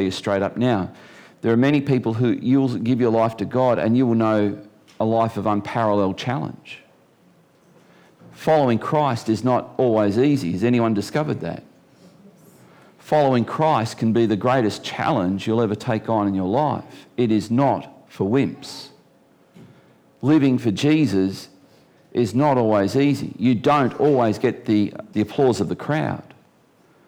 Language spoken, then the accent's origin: English; Geelong, Victoria, Australia; now in Tasmania, Australia; I was born in Geelong